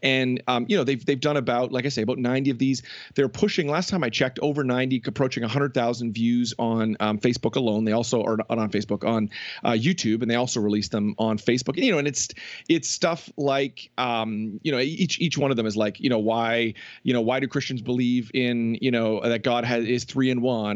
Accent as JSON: {"language": "English", "area": "just outside of Toronto", "region": "Ontario", "country": "Canada", "tie": "born or raised there", "also_born_or_lived": "New Jersey", "moved": "as an adult", "said": "I grew up just outside of Toronto"}